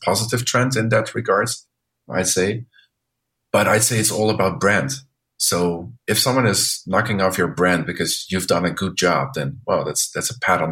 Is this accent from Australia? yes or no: no; Netherlands; now in Chengdu, China; I'm from the Netherlands